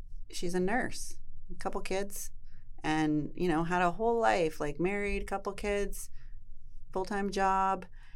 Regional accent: Enderby, British Columbia, Canada; moved away as an adult; also born or lived in Vancouver; now in Vernon, Canada; Enderby girl, don't judge me. I love Enderby. I love my hometown

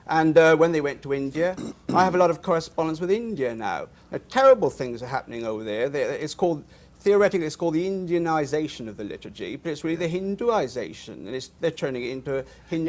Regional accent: Welsh, Wales, United Kingdom; I must point out I'm Welsh

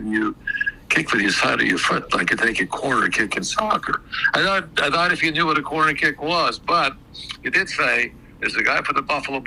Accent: Norway; moved away as an adult; go back to Norway

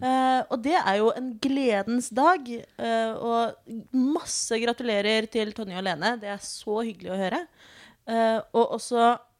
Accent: Oslo, Norway; født og oppvokst i Oslo

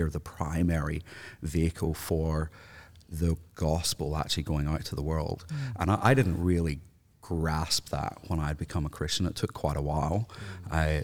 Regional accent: Northern Ireland, United Kingdom; I, grew up in a housing commission area in Northern Ireland

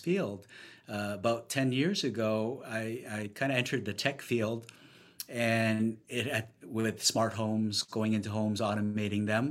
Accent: Vancouver, British Columbia, Canada; moved away as an adult; also born or lived in Ontario; now in New York City, United States; moved to Vancouver when I was young, graduated university, started my professional career there

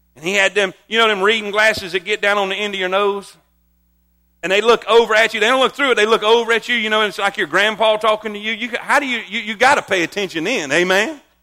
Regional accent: South Florida, United States; moved away; I grew up in South Florida my whole life

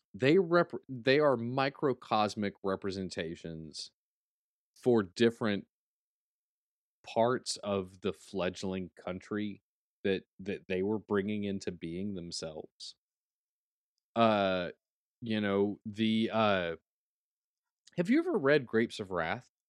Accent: United States; as an American

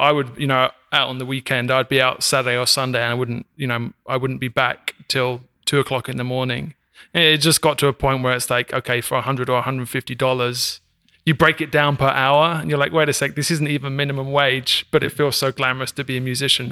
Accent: England, United Kingdom; also born or lived in Brooklyn, New York; now in Kansas City area, United States; I'm from, uh, England

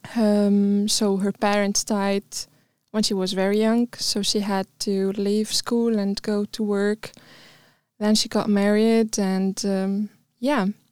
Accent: Tunis, Tunis Governorate, Tunisia; also born or lived in Bizerte; I'm from Tunisia, mm. Tunis

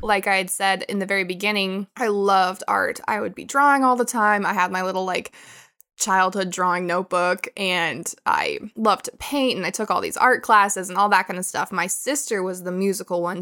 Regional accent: Billings, Montana, United States; moved away as an adult; now in Thailand; I grew up in Billings. I was born there.

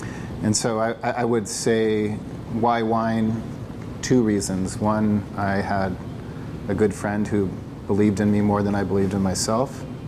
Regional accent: Philippines; also born or lived in Afghanistan / United States; so my parents were missionaries. I grew up in the Philippines. Before that, in the 80s, my dad had bought a tent and he did evangelistic crusades throughout the United States. Prior to that, we were in Afghanistan when the Russians invaded.

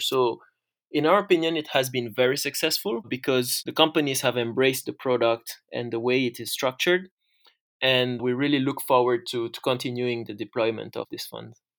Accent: Senegal; also born or lived in France; So, I'm originally from Senegal and France, and I grew up in Senegal.

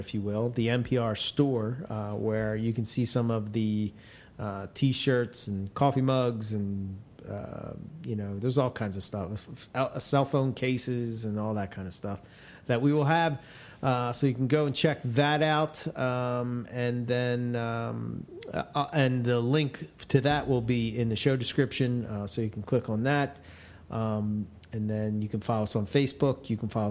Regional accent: Philadelphia, Pennsylvania, United States; accent: Philly; It's my Philly accent.

